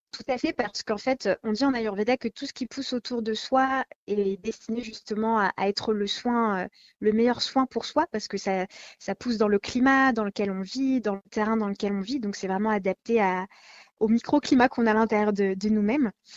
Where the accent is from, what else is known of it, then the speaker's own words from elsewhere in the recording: France; chez nous, en France